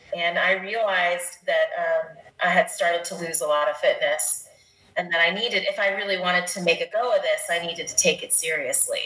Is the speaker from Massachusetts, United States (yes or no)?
no; Dolores, Colorado, United States; my hometown of Dolores, Colorado.